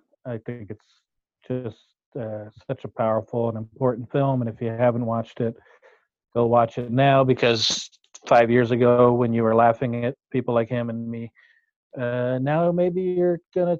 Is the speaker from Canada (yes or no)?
yes; Merville, British Columbia, Canada; Yes, I fled to my hometown. I grew up on Vancouver Island in a town called Murville, just north of the Comox Valley.